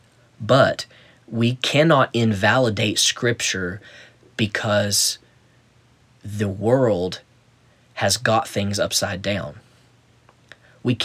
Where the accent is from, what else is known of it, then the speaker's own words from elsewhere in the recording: United States; I was born in America